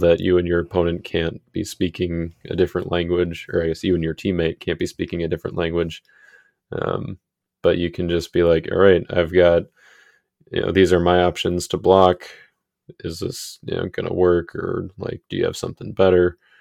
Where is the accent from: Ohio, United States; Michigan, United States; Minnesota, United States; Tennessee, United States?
Minnesota, United States; I'm a Minnesotan